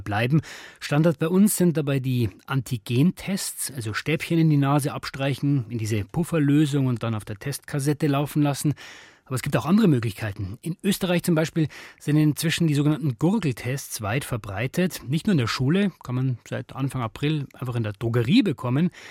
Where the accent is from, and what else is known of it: Germany